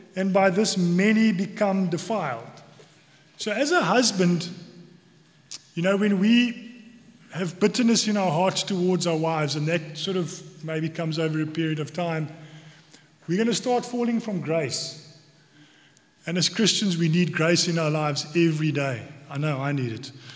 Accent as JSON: {"language": "English", "country": "South Africa", "accent": "South African", "moved": "yes", "lives_now": "Cork, Ireland", "said": "you might hear from my accent that I'm from South Africa."}